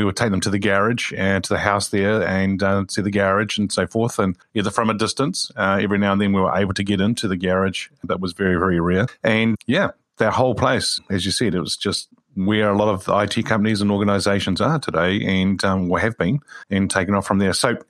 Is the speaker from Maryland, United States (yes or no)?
no; California, United States; born there; that's where I was born in the Bay Area there.